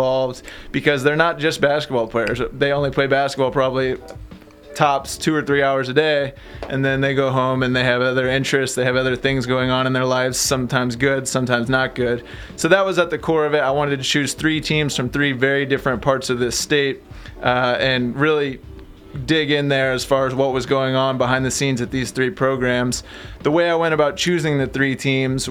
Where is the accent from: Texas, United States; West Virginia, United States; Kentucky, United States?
Kentucky, United States; Lexington; I'm from here in Lexington. I went to Sayre and downtown and grew up playing Bryan Station and Henry Clay and all that in basketball